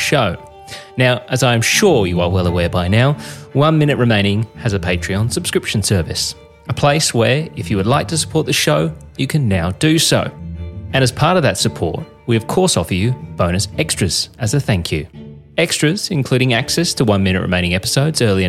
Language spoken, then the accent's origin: English; Queensland, Australia; growing up in Queensland